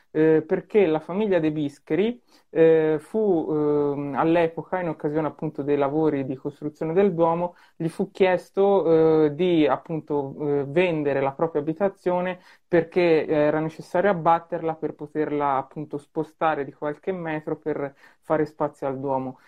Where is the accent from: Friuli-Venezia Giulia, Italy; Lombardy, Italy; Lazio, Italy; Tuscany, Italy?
Tuscany, Italy; io da toscano